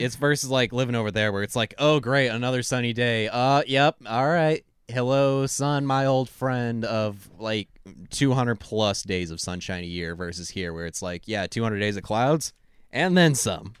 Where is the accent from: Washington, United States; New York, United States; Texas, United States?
Washington, United States; I'm from Washington State